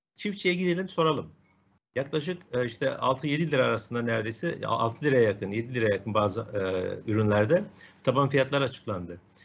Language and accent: Turkish; Adana, Turkey; ben kendi memleketim işte ben Adana'dayım